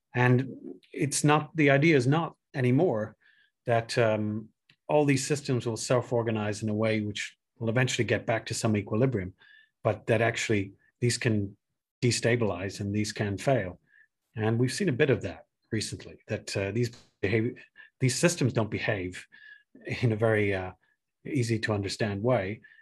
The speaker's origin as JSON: {"language": "English", "country": "Ireland", "moved": "yes", "said": "I'm originally Irish"}